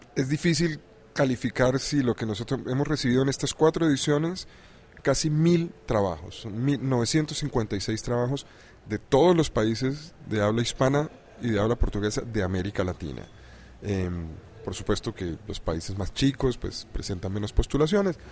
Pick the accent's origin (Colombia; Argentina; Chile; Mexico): Colombia; Soy colombiano.